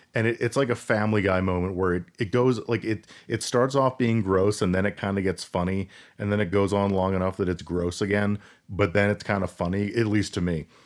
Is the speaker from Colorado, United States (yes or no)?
yes; Colorado, United States; We're from Colorado